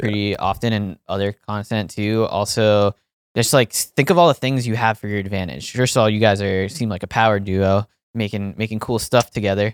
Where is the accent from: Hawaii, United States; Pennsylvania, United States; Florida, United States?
Pennsylvania, United States; moved away; it's in my home state, far away from where I grew up